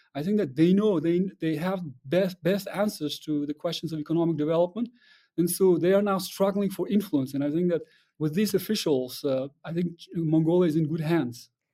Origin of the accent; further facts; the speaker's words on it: Kyrgyzstan; I'm from Kyrgyzstan, and, but in Kyrgyzstan, we closely observe